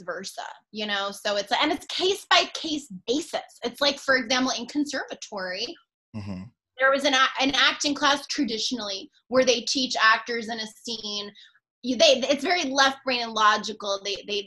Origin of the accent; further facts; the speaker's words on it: New York City, New York, United States; moved away as an adult; now in Los Angeles, United States; I was born and raised in New York City.